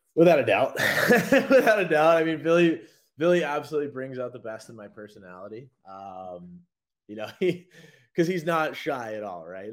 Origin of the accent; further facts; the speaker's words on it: Anchorage, Alaska, United States; now in Savannah, United States; I was from Anchorage